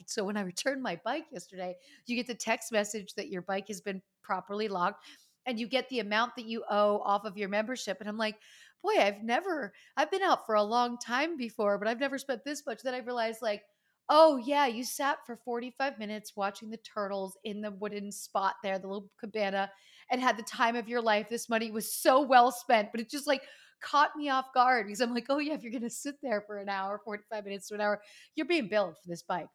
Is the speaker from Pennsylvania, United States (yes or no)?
yes; Pennsylvania, United States; moved away; Pennsylvania, my home state